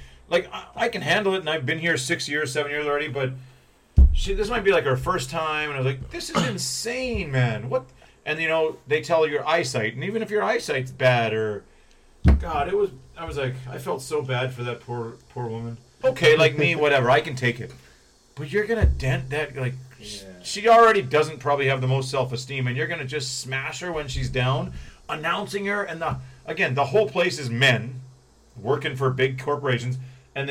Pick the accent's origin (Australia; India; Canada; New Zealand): Canada; now in South Korea; I'm Canadian.